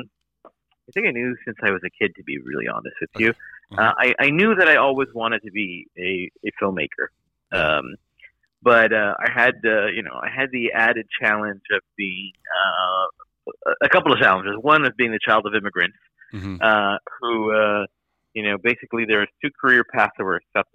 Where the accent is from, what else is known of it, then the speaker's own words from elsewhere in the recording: Miami, Florida, United States; But you know, I growing up in Miami, in Florida, in this kind of household, it didn't seem to be something that I could